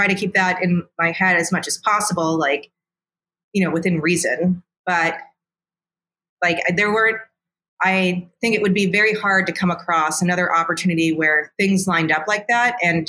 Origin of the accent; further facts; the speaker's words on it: Midwest, United States; It's good to be a nice person as a Midwesterner. Yeah. Like it's like beat into me.